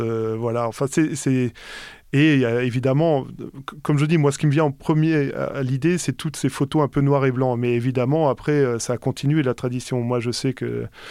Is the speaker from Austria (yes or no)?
no; Alsace, Grand Est, France; also born or lived in Paris / Bordeaux; now in Berlin, Germany; j'ai toujours euh, tous mes amis dans, dans mon village en Alsace. Je joue toujours à l'harmonie là-bas